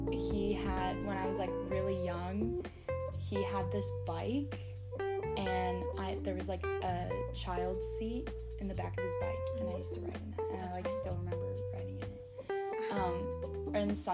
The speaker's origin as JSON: {"language": "English", "town": "Phoenix", "region": "Arizona", "country": "United States", "tie": "born or raised there", "said": "I grew up in Phoenix, Arizona."}